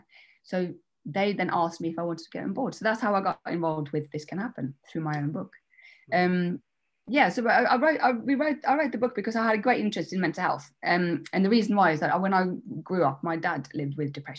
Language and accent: English; Norway; moved away as an adult; also born or lived in Denmark; now in England; I'm half Danish, half Norwegian, which is, so I was brought up in Norway